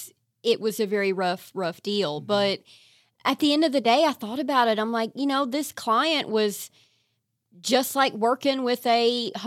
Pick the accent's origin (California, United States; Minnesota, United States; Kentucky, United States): Kentucky, United States; Eastern; I'm from right. Eastern Kentucky. We're poor.